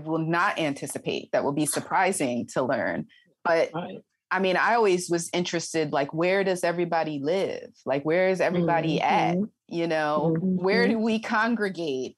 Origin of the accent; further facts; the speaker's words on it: Montgomery County, Pennsylvania, United States; I grew up in Montgomery County